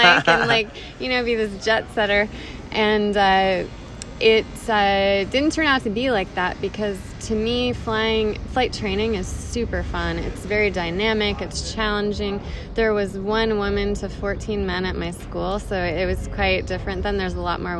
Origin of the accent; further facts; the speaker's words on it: Carmel, California, United States; moved away as an adult; also born or lived in Prescott, Arizona; now in Scottsdale, United States; I'm from California